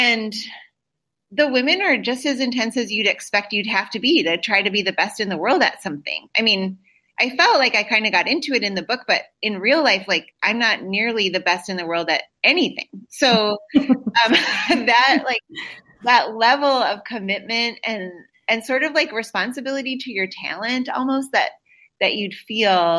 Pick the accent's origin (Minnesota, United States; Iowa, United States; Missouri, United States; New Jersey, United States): Minnesota, United States; I'm from Minnesota, so hockey's really big here